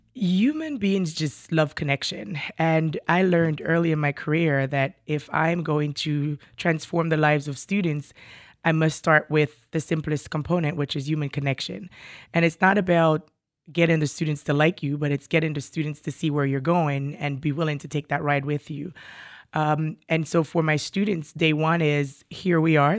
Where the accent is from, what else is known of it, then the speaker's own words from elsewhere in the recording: Jamaica; moved away as an adult; also born or lived in New York City; now in Burlington County, United States; I was born and raised in Jamaica, West Indies, migrated to New York City, um, for graduate studies, uh, and I'm still here.